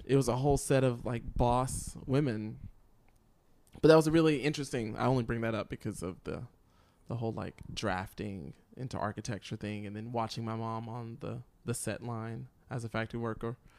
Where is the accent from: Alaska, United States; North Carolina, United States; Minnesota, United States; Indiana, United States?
North Carolina, United States; Lincolnton; I grew up in Lincolnton, North Carolina